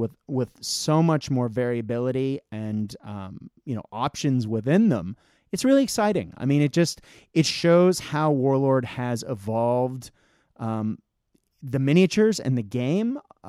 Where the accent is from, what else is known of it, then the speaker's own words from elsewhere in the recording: Japan; I grew up in Japan and traveling throughout Asia.